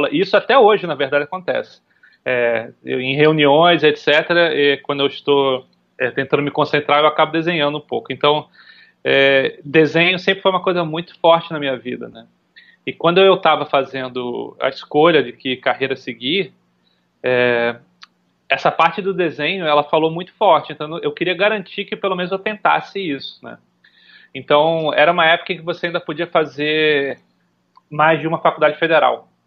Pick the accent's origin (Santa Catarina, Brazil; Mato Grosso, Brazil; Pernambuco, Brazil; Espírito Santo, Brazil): Pernambuco, Brazil; Recife; also born or lived in São Paulo / Rio de Janeiro; eu nasci em São Paulo, fiquei um tempo em São Paulo, depois eu, eu vim para o Rio ainda muito pequeno, depois a gente foi para Recife. Eu considero Recife a, a, a, o meu lar, assim, né? Onde eu cresci